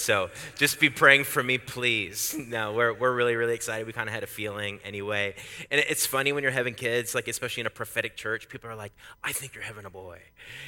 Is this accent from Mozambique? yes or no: no; Canada; now in United States; I'm Canadian